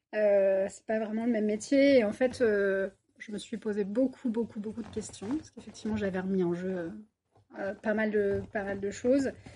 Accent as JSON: {"language": "French", "area": "Paris region", "region": "Île-de-France", "country": "France", "also_born_or_lived": "Bordeaux", "moved": "as an adult", "lives_now": "Toulouse, France", "said": "je suis toulousaine d'adoption, ça fait trois ans que je suis sur Toulouse et je viens de région parisienne"}